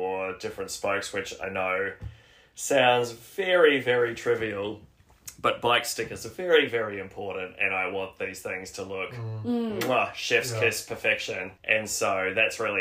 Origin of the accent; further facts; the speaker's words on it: Australia; moved away as an adult; also born or lived in New Zealand; now in Wellington, New Zealand; I was born in New Zealand, but I grew up in Australia. And I moved here in 2016.